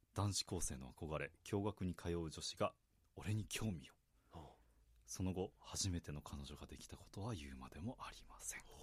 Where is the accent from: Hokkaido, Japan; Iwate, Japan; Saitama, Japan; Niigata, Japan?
Iwate, Japan; 僕、岩手県出身なので